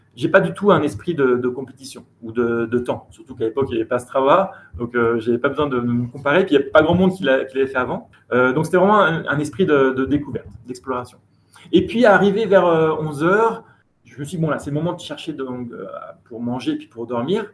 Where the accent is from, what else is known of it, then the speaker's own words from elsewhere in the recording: Chambéry, Auvergne-Rhône-Alpes, France; moved away as an adult; now in Nairobi, Kenya; Je suis originaire de Chambéry, donc je suis né là-bas et j'ai vécu 20 ans dans cette très belle région